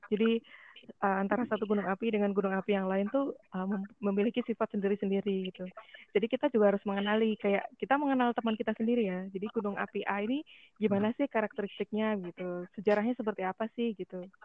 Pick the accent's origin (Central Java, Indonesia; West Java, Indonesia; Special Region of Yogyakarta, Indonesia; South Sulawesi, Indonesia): Special Region of Yogyakarta, Indonesia; Bantul; karena aku, saya kan asli Bantul ya jadi ketika dari SD